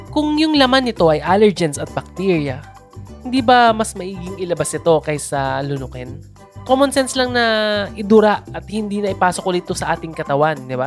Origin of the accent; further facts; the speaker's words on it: Philippines; bilang Filipino